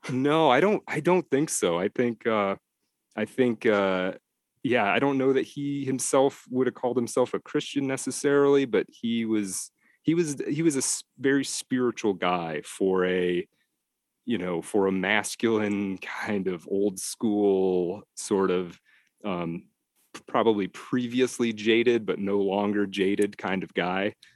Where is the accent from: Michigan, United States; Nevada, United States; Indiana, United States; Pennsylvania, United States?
Michigan, United States; Detroit; moved away as an adult; also born or lived in Texas / Idaho / Colorado / upstate New York; I am from Detroit originally, yeah, and, and, and back in the Detroit area as well